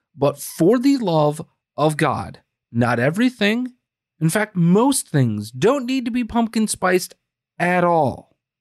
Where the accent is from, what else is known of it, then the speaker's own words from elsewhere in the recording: Green Bay, Wisconsin, United States; I was born and raised in Green Bay, die hard